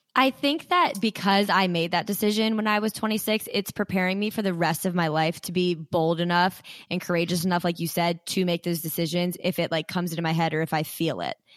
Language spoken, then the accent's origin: English; Frederick, Maryland, United States; I'm from Frederick, Maryland